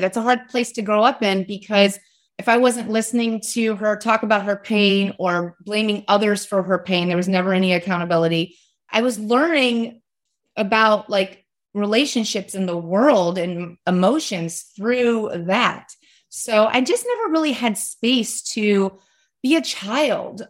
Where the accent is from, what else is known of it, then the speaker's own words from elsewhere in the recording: West Virginia, United States; I grew up in West Virginia